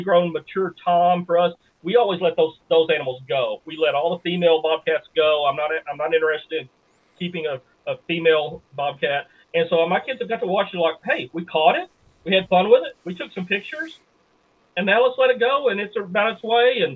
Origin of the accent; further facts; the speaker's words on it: Bootheel, Missouri, United States; We live sort of on the edge of this little town that I grew up in the Boot Hill, Missouri